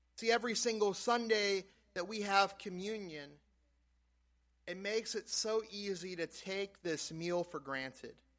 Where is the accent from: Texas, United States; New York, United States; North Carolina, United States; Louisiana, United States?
Louisiana, United States; South; moved away; growing up in South Louisiana